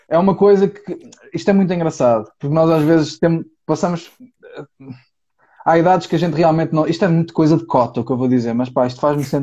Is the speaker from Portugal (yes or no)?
yes; Porto, Norte, Portugal; sou do Porto.